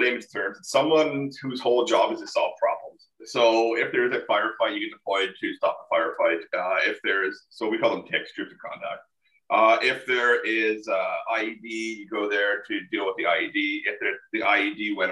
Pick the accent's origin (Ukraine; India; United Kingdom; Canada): Canada; Pembroke, Ontario; moved away as an adult; also born or lived in Costa Rica; I was born and raised in Pembroke